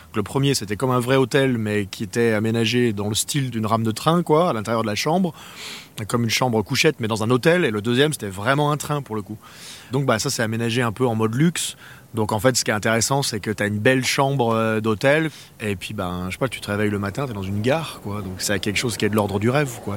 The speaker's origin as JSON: {"language": "French", "country": "France", "said": "en tant que Français"}